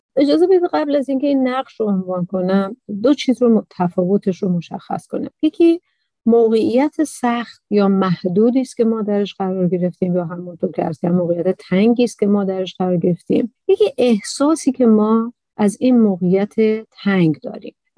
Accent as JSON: {"language": "Persian", "country": "Iran", "tie": "born or raised there", "said": "تو ایران به دنیا آمدم تو عربستان نیستم"}